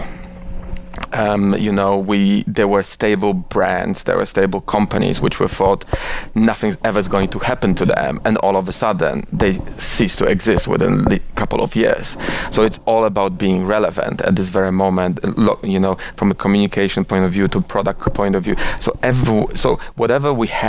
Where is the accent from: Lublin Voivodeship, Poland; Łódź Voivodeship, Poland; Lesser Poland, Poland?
Lesser Poland, Poland; Oświęcim; moved away as an adult; also born or lived in Warsaw, Poland / London, United Kingdom / India; now in New York, United States; I was born in Oświęcim, which is a quite controversial city to be born with. But I was born there, and I was there. I was living there till I was 18, and then I moved to Warsaw to university